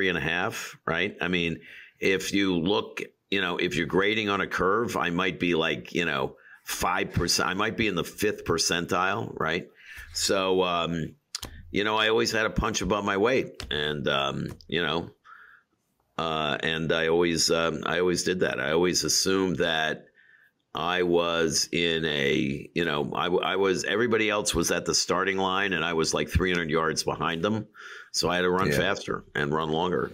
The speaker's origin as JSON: {"language": "English", "town": "New York City", "region": "New York", "country": "United States", "tie": "born or raised there", "said": "I grew up in Queens, and Queens in hard scrabble Queens"}